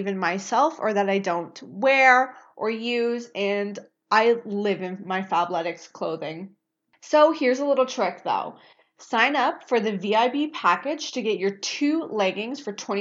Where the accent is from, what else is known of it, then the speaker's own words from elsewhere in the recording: Scarborough, Ontario, Canada; also born or lived in Pickering; I grew up in Scarborough, but I lived in Pickering for 12 years.